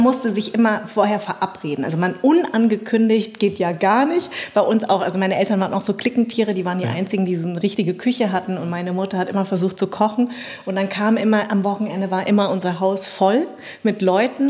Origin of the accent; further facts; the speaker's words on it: Munich, Bavaria, Germany; also born or lived in Darmstadt; ich bin ja in München quasi groß geworden